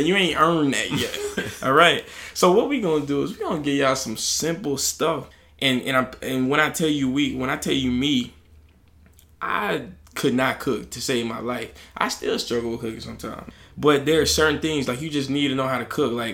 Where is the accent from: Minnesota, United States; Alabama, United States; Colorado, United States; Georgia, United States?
Alabama, United States; I'm from Alabama